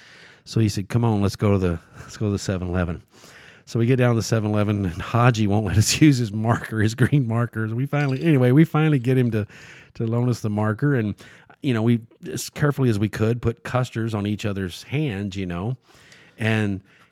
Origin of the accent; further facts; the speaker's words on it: Australia; they're waiting in line to dance with me because I'm from Australia.